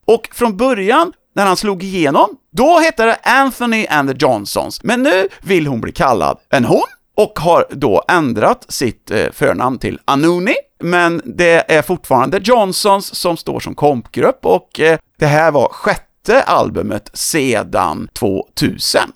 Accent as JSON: {"language": "Swedish", "town": "Töreboda", "region": "Västra Götaland", "country": "Sweden", "tie": "born or raised there", "said": "min hemort Törboda"}